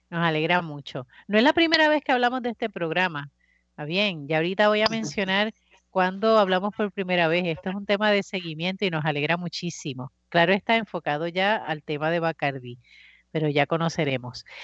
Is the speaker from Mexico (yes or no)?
no; Bayamón, Puerto Rico; now in Cataño, Puerto Rico; Ah, Ave María, excelente pueblo, el mejor pueblo, yo soy de ahí.